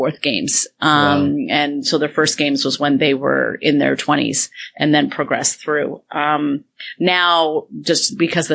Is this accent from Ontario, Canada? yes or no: yes; Toronto, Ontario, Canada; Toronto, downtown, born and raised.